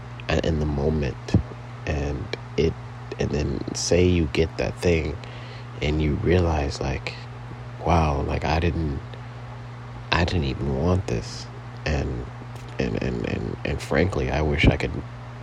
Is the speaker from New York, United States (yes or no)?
no; Compton, California, United States; also born or lived in Torrance, California / San Fernando Valley, California; I was born in Torrance, California. Raised in Compton, California